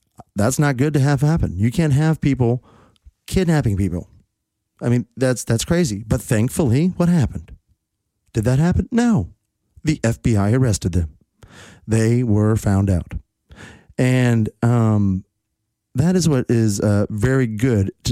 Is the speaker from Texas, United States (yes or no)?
yes; Texas, United States; my home state of Texas